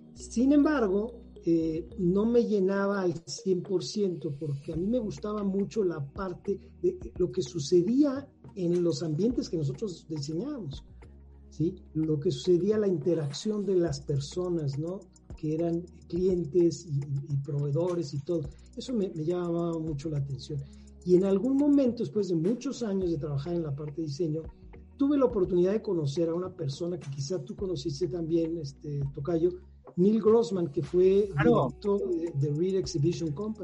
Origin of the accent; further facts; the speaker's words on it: Mexico City, Mexico; yo soy oriundo de acá, de la Ciudad de México, soy flor de asfalto totalmente. Nací en la Ciudad de México